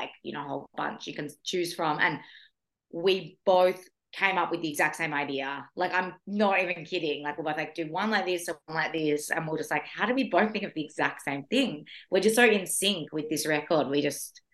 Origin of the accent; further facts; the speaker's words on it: Australia; moved away as an adult; now in Norway; being an Australian person